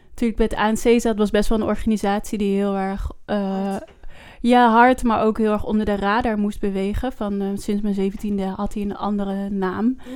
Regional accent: Netherlands; ik ben in Nederland geboren.

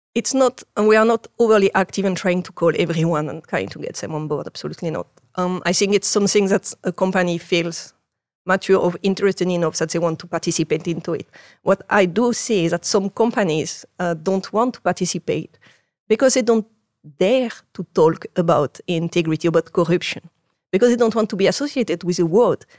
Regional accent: Marseille, Provence-Alpes-Côte d'Azur, France; English is a second language; moved away as an adult; now in Netherlands; I grew up in Marseille.

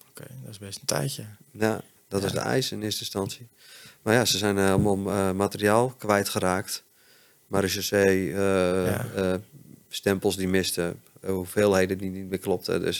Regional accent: Hoogeveen, Drenthe, Netherlands; born there; moved away; Ik ben in Hogeveen geboren.

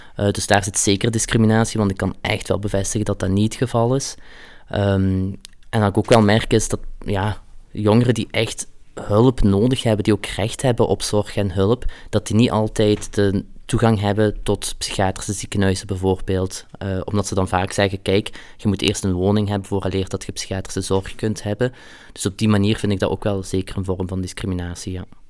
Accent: Flanders, Belgium; also born or lived in Hasselt; ik ben hier geboren en getogen

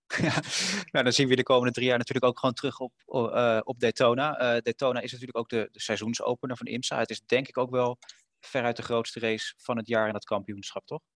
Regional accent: Netherlands; Wij als, als, als Nederlanders, als Europeanen

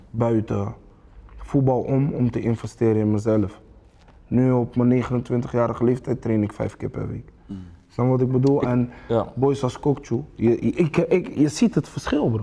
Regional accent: Rotterdam, South Holland, Netherlands; ik ben een Rotterdammer

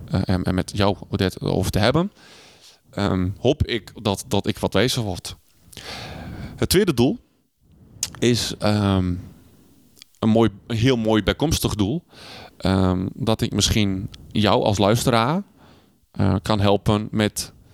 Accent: Netherlands; Maar ik ben een Hollander, jij bent een Hollander. Maar toch wij, zijn wij een wereld van verschil.

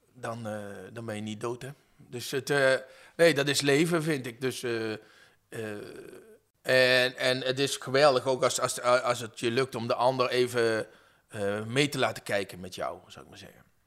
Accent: Venlo, Limburg, Netherlands; now in Utrecht, Netherlands; Ik kom oorspronkelijk uit Venlo

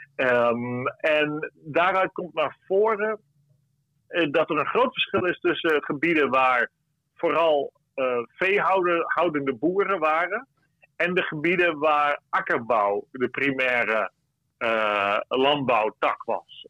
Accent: Friesland, Netherlands; ik ben een Fries

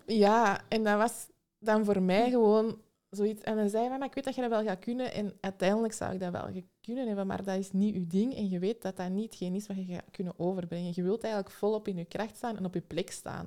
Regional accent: Antwerp, Flanders, Belgium; Ik kom uit Antwerpen

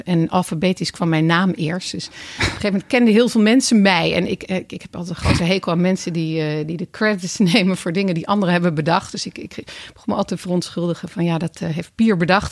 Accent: Voorburg, South Holland, Netherlands; in het dorp bij ons in Voorburg

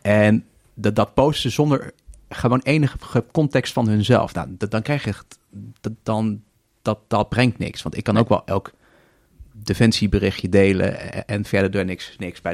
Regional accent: Netherlands

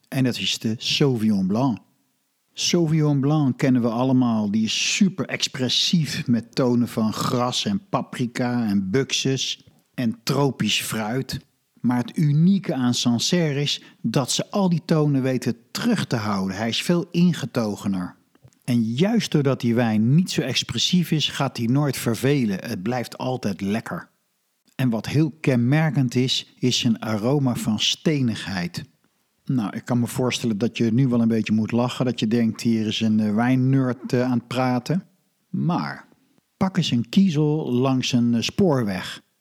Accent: Netherlands; als Nederlander

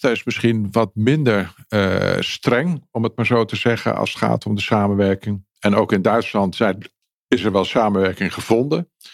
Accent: Netherlands

